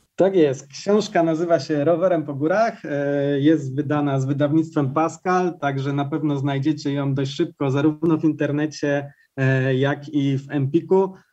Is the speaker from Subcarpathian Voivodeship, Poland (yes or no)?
no; Ustroń, Silesian Voivodeship, Poland; Ja sam pochodzę z Ustronia